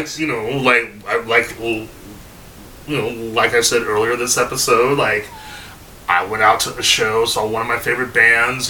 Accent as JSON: {"language": "English", "area": "Bay Area", "region": "California", "country": "United States", "said": "I'm from the Bay Area"}